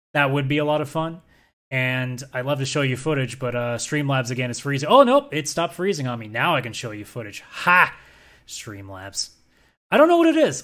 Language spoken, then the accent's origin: English; Canada; as a Canadian